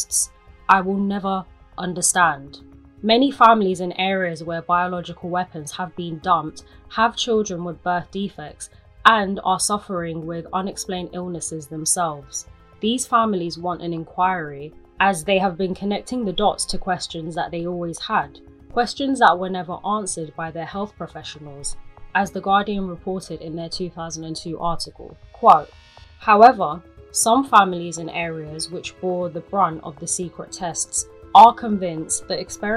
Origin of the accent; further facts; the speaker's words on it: London, United Kingdom; as a Londoner, you'll find yourself using the train to get around the city, and you probably have used it since you were a young child